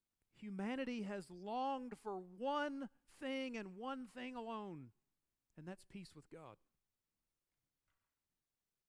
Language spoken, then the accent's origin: English; the South, United States; moved away; where I grew up in the South